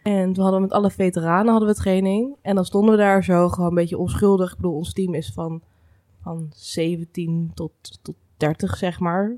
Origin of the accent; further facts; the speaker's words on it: Laren, North Holland, Netherlands; ik kom wel uit Laren